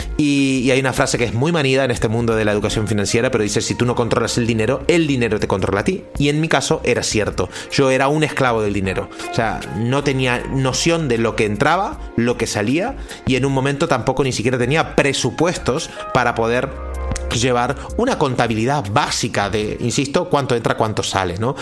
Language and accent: Spanish; Argentina; also born or lived in Central America; now in Spain; yo soy argentino, hace 20 años que vivo en España